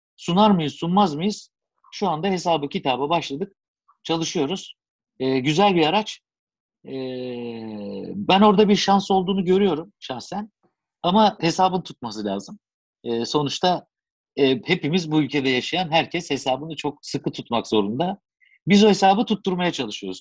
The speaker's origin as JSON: {"language": "Turkish", "country": "Turkey", "said": "biz Türkler olarak"}